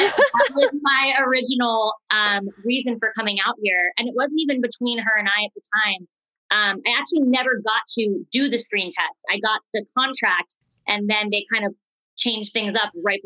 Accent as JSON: {"language": "English", "region": "Florida", "country": "United States", "tie": "born or raised there", "also_born_or_lived": "New York", "moved": "as an adult", "lives_now": "Los Angeles, United States", "said": "My family is like a very East Coast, like very New York Italian cultured family, but they moved to Florida and that's where everyone is now"}